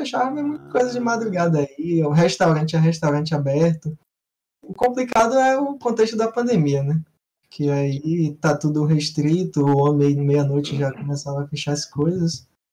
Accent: Bahia, Brazil; Sou aqui da, da Bahia

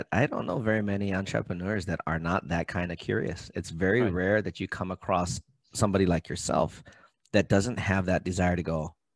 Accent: Brooklyn, New York, United States; Born and raised in Brooklyn. My dad was born and raised in Brooklyn.

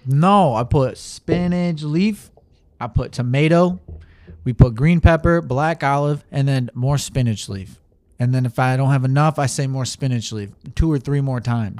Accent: Saginaw, Michigan, United States; I was born in Michigan, Saginaw

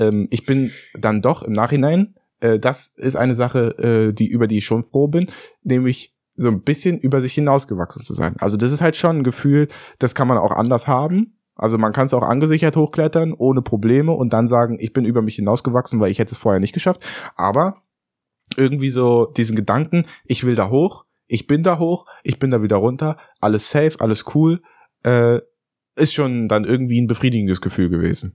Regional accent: Berlin, Germany; als Berliner eingefleischter Fahrradfahrer

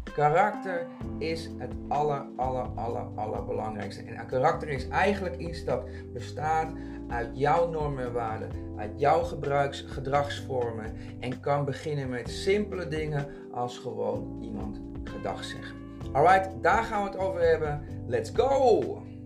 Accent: Castricum, North Holland, Netherlands; also born or lived in Curaçao / Amsterdam Zuidoost; now in Amsterdam, Netherlands; ik ben opgegroeid in Castricum. Dat is een hele Nederlandse omgeving.

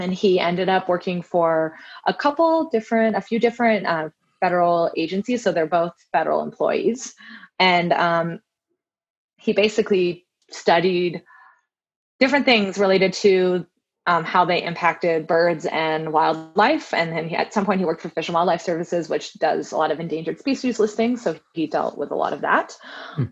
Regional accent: Southern California, United States; I grew up in Southern California

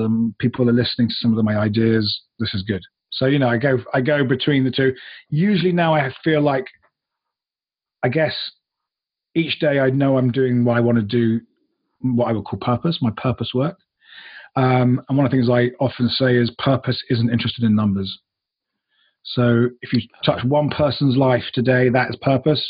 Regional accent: United Kingdom; moved away; also born or lived in United States; I'm originally a Brit. I have lived in the US and the UK

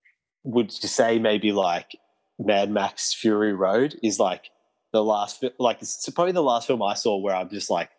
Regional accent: Australia

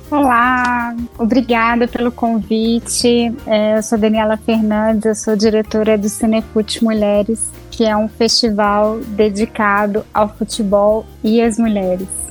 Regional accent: Belo Horizonte, Minas Gerais, Brazil; Belo Horizonte porque é minha cidade natal

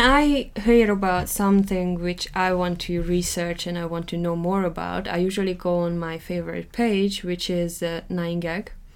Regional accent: Hungary; accent: Hungarian; first language Hungarian; English is a second language; now in England, United Kingdom; I might never lose my accent because I grew up uh, speaking Hungarian.

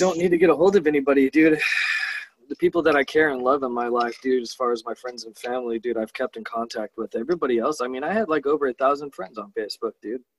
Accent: Imperial Beach, California, United States; growing up in Imperial Beach in Southern California

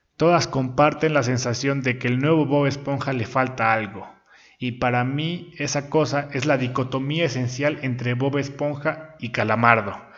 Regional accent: Puebla, Mexico; aquí en Puebla, yo soy de Puebla

